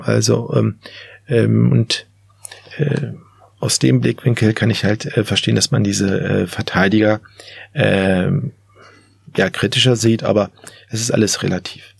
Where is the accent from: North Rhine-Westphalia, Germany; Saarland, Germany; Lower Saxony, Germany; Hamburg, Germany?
Lower Saxony, Germany; Hanover; selbst als Hannoveraner